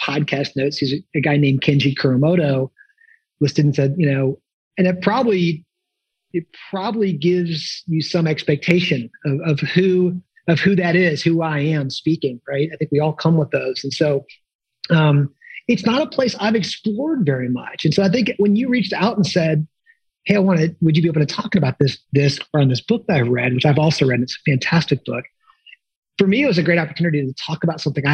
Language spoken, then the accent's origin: English; Midwest, United States; I grew up in the Midwest